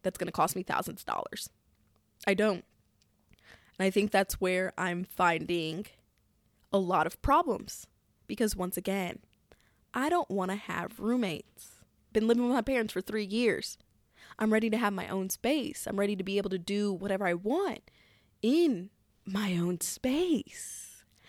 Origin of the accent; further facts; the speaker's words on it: Missouri, United States; my home state of good old Missouri